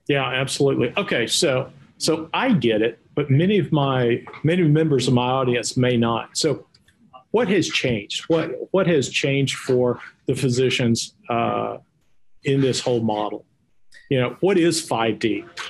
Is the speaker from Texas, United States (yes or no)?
yes; Texas, United States; accent: Texas; my Texas accent